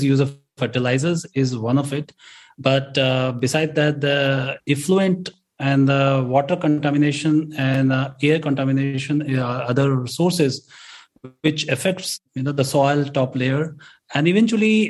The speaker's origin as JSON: {"language": "English", "country": "India", "said": "we as an Indian farmers"}